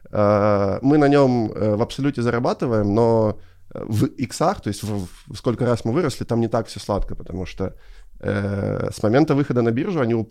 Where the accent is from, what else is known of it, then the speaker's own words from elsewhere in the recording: Ukraine; и не надо скрывать, что мы из Украины